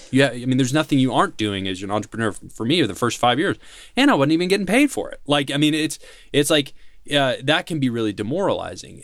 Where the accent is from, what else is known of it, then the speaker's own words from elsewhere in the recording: Nashville, Tennessee, United States; I'm from Tennessee. I'm from Nashville